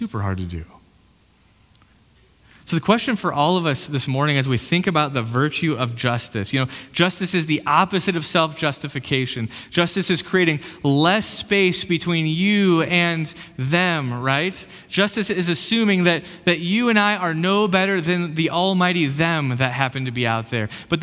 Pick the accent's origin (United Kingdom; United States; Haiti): United States; I'm an American